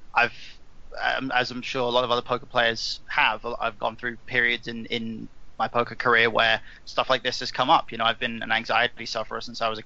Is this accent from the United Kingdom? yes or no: yes; England, United Kingdom; I'm an Englishman